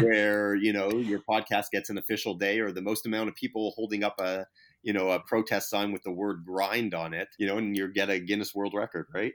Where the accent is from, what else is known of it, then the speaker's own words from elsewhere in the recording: Canada; moved away; I'm Canadian to begin with. Uh, you know, I was born in Canada to begin with.